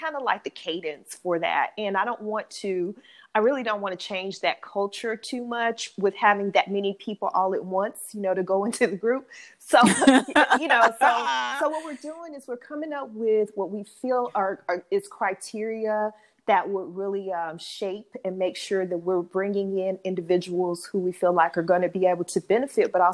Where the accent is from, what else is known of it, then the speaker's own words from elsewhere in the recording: East St. Louis, Illinois, United States; now in St. Louis, United States; I'm from East St. Louis, Illinois. I live in St. Louis